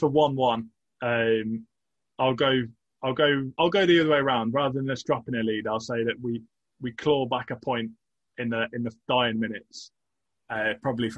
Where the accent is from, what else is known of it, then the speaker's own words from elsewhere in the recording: England, United Kingdom; as an Englishman